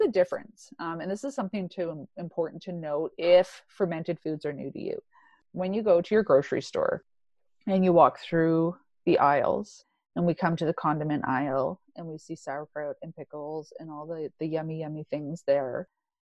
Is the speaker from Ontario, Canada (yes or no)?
yes; Ontario, Canada; now in Alberta, Canada; I'm from Ontario, so I'm quite familiar with life out there